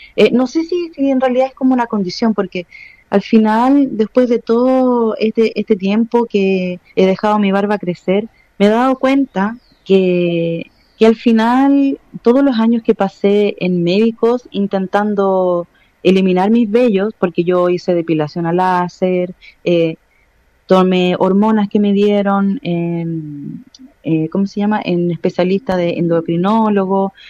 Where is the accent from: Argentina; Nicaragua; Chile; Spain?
Chile; yo soy una persona chilena también y la gente le cuesta mucho entender que soy chilena